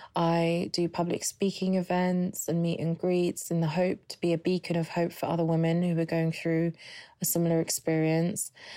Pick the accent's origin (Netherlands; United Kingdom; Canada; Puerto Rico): United Kingdom; London; I'm from London